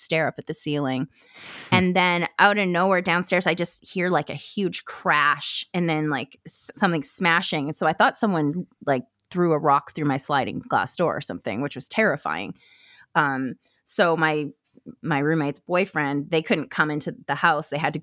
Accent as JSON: {"language": "English", "area": "Vancouver Island", "region": "British Columbia", "country": "Canada", "tie": "born or raised there", "also_born_or_lived": "Campbell River, British Columbia / Duncan, British Columbia", "said": "I am from Vancouver Island in BC. So I'm Canadian. And I lived in a really small town growing up, a couple of them actually, kind of up and down the island"}